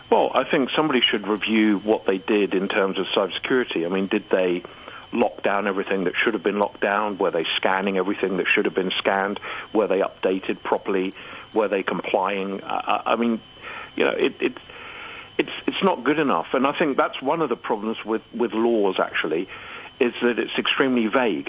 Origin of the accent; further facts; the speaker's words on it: Hong Kong; I'm a citizen of Hong Kong. I was born in Hong Kong. I I live in Hong Kong